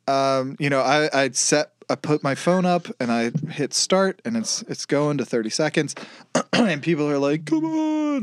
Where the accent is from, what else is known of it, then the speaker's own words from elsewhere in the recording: Kansas, United States; I was born in Kansas